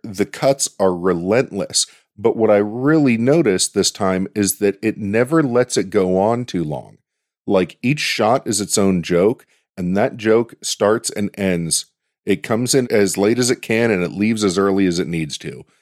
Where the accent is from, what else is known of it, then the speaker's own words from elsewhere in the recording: Pittsburgh, Pennsylvania, United States; I'm from Pittsburgh.